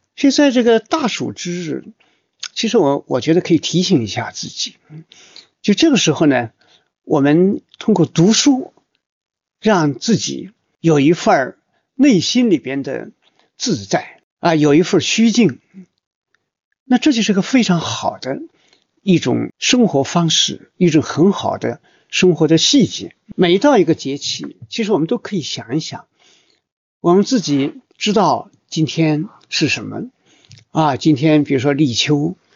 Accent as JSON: {"language": "Chinese", "country": "China", "said": "我们作为中国人"}